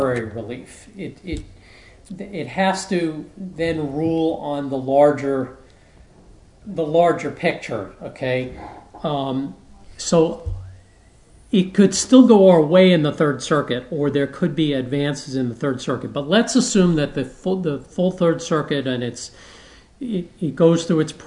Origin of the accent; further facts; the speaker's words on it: New York City, New York, United States; I grew up in New York City